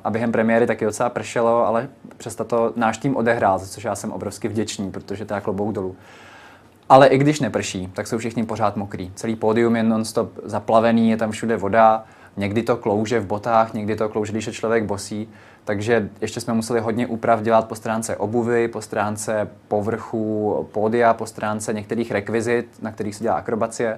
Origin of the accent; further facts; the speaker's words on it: Vysočina Region, Czechia; now in Prague, Czech Republic; já stále nejsem z Prahy, jsem z Vysočiny